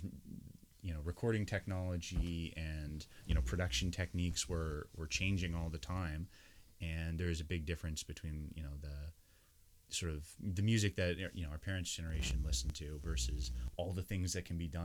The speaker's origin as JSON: {"language": "English", "region": "the Maritimes", "country": "Canada", "tie": "born or raised there", "also_born_or_lived": "Prince Edward Island / Nova Scotia", "moved": "as an adult", "lives_now": "Ontario, Canada", "said": "even though I was born in Ontario, I've lived almost all my life in the Maritimes, except for, you know, mostly between PEI and New Brunswick, or not New Brunswick, my brother was born in New Brunswick, but PEI and Nova Scotia"}